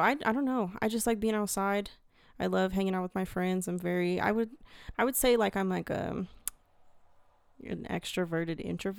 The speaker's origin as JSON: {"language": "English", "region": "Colorado", "country": "United States", "said": "I'm from Colorado. Just recently graduated from CSU."}